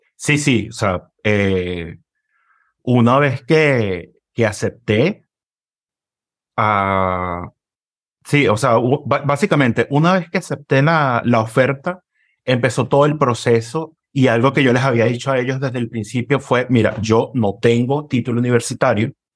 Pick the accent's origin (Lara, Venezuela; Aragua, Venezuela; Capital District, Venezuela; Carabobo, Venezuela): Capital District, Venezuela; Caracas; moved away; Vengo de Caracas, Venezuela